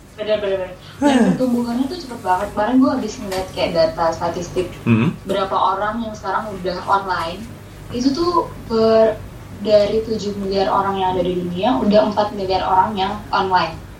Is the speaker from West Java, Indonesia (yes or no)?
yes; Bekasi, West Java, Indonesia; gue tuh mengakui gue anak Bekasi